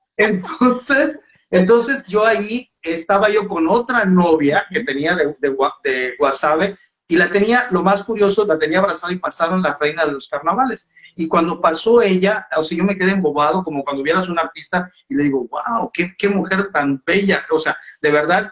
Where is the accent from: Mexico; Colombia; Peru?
Mexico; Valladolid, Yucatán; moved away as an adult; also born or lived in Mexico City / Cancún; Se llama Valladolid, Yucatán, donde yo nací